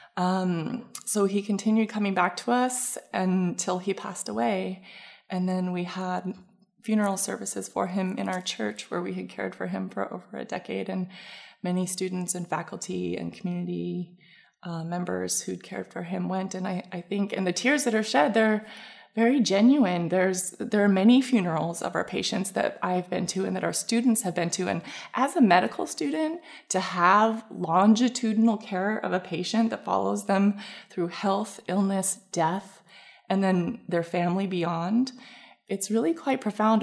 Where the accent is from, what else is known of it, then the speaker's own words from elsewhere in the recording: Canada; moved away as an adult; now in San Diego, United States; I was from Canada